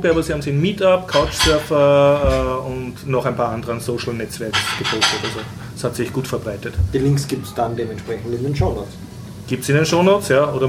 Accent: Vienna, Austria; dass wir im Ausland wesentlich lustiger sind als Wiener

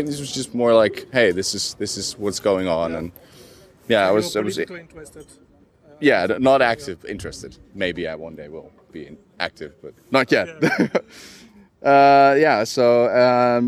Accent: Netherlands; I'm from the Netherlands

